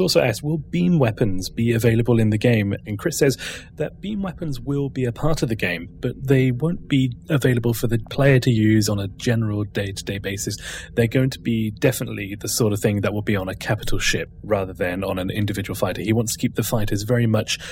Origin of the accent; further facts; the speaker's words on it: United Kingdom; I'm British.